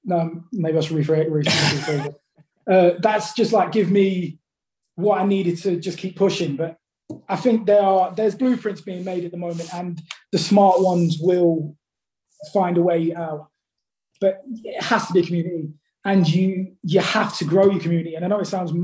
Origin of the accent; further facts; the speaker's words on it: London, United Kingdom; now in Staffordshire, United Kingdom; I'm from London originally, but I moved like 180 miles north. It's like in the Midlands. It's Staffordshire.